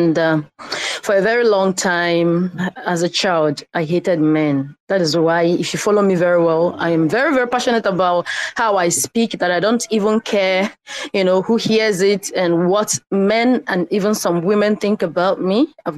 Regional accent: Nigeria; I am a Nigerian living in Nigeria.

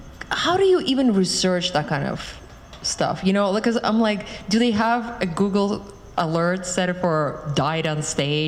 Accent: Western Siberia, Russia; moved away; I'm from Siberia originally, and even though there is one Siberian story, yeah, in the appendix about a guy from Irkutsk who lived there for 25, it's like Eastern Siberia and I'm from Western Siberia

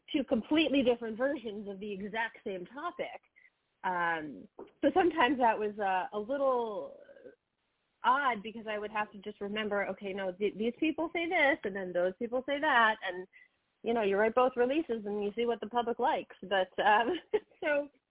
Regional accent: United States; we're both American born and American raised

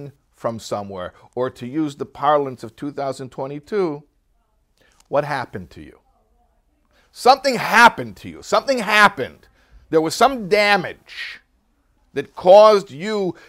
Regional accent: Chicago, Illinois, United States; I'm from Chicago, middle America.

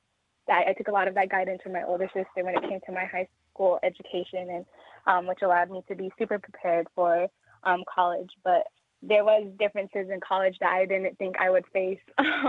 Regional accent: Flagstaff, Arizona, United States; I grew up in Flagstaff, Arizona, so I went to school at Flagstaff High School

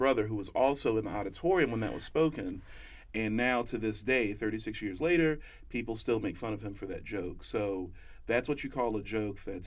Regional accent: North Carolina, United States; also born or lived in Springfield, Massachusetts; I grew up in North Carolina. I was raised by a single mother

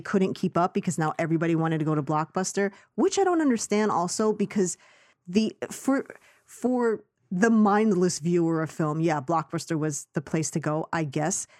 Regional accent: New York City, New York, United States; I grew up in Astoria, Queens

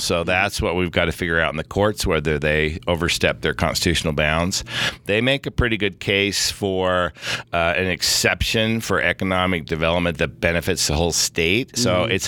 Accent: California, United States; moved away as an adult; now in Salt Lake City, United States; I was born in California

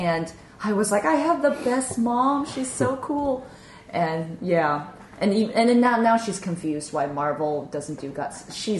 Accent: United States; I have an Asian mother because I'm Asian American.

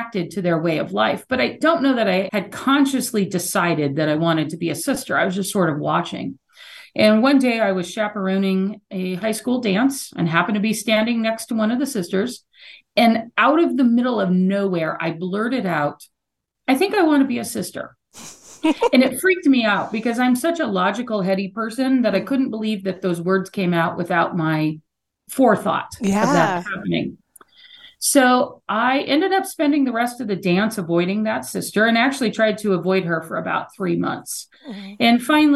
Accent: New Mexico, United States; I grew up in New Mexico

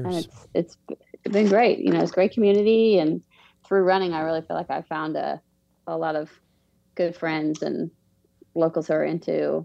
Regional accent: Atlanta, Georgia, United States; moved away as an adult; also born or lived in Davidson, North Carolina; now in Charlotte, United States; I was born in Atlanta. So grew up in Atlanta as a kid, moved around a little bit, but went to high school in like Northeast Atlanta

